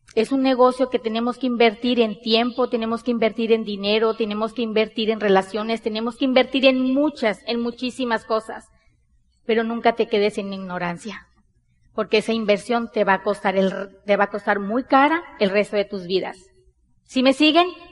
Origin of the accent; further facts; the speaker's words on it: Sonora, Mexico; Nosotros somos mexicanos, bien mexicanas, somos de Sonora, del norte del país de México.